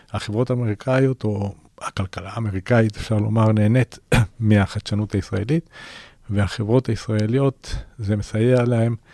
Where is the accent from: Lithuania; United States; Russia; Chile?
Chile; first language Spanish; Hebrew is a second language; now in Israel; אני אגב לא נולדתי בארץ, אני ילד צ'ילה. עליתי לארץ בש...